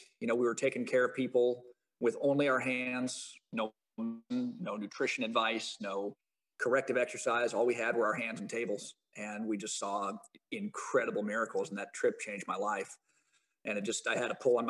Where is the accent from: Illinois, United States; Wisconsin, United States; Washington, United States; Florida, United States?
Illinois, United States; Champaign; moved away as an adult; also born or lived in Dominican Republic; now in California, United States; came back to my hometown, Illinois, Champaign, Illinois